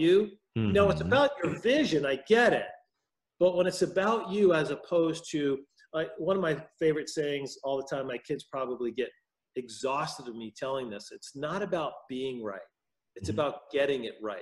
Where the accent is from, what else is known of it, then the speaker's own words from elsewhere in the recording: New York metropolitan area, United States; accent: New York; moved away as an adult; now in Wisconsin, United States; I'm originally from the New York metropolitan area, born and raised there